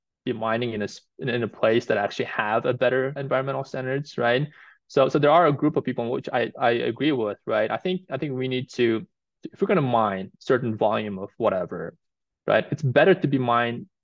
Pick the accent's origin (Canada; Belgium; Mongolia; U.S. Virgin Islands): Mongolia; now in United States; I'm actually originally from Mongolia